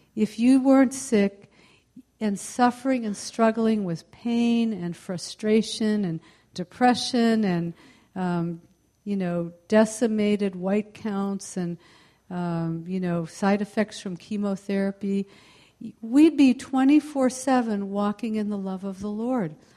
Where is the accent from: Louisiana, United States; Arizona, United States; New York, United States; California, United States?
California, United States; Palo Alto; I am from the uh, mid peninsula, I'm from the Palo Alto area